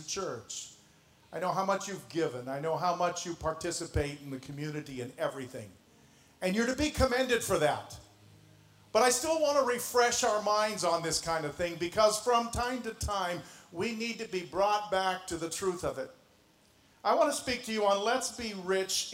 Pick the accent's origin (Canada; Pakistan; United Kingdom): Canada; moved away as an adult; now in Indianapolis, United States; So was